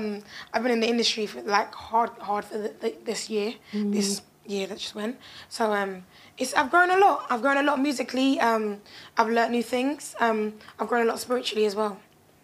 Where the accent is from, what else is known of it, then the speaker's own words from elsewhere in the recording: London, United Kingdom; as a Londoner at the same time, I just can't allow it, you know?